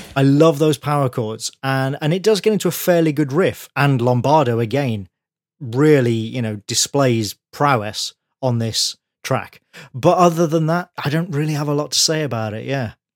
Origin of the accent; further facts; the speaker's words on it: Birmingham, West Midlands, United Kingdom; from my hometown